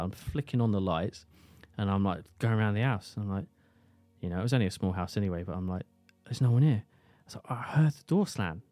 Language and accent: English; St Neots, East of England, United Kingdom; my hometown of Saint Neers